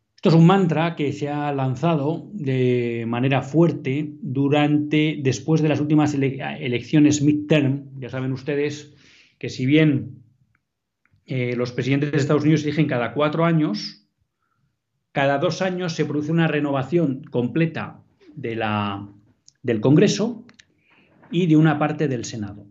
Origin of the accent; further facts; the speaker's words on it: Bilbao, Basque Country, Spain; En Bilbao, mi tierra.